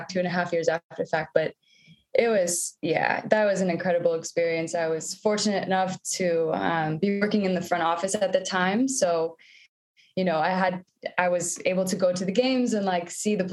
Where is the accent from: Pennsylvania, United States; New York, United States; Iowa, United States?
Iowa, United States; moved away as an adult; now in Toronto, Canada; I grew up in Iowa, and it's a big basketball culture in the Midwest